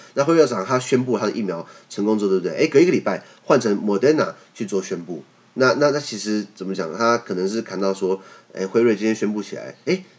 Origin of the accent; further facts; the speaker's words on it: Taiwan; 我们台湾这边